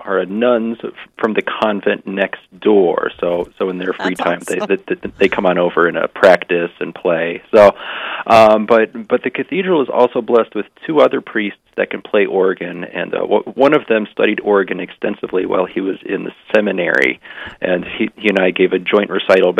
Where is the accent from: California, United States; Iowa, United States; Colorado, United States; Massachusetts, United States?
Colorado, United States; Fort Collins; back at my hometown parish in Fort Collins, Colorado